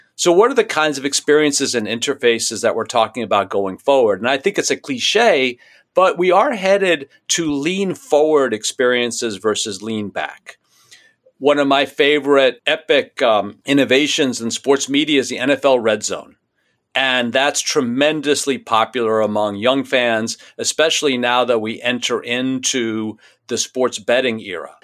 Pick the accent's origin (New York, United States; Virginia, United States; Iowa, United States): New York, United States; New York City; When I was a kid growing up in New York City